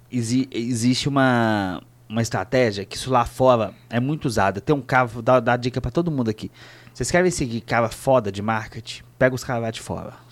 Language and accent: Portuguese; Minas Gerais, Brazil; Porque a gente é mineiro, eles também devem achar